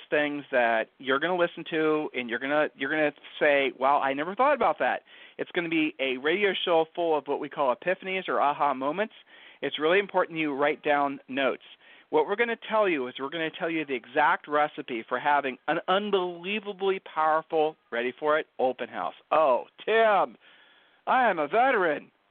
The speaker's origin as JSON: {"language": "English", "region": "Ohio", "country": "United States", "lives_now": "Texas, United States", "said": "Julie and I are not originally from Texas. we're originally from Ohio."}